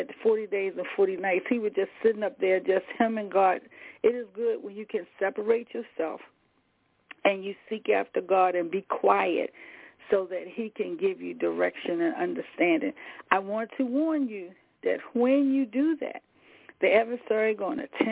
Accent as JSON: {"language": "English", "region": "the South", "country": "United States", "said": "I'm from the South. I'm old country girl"}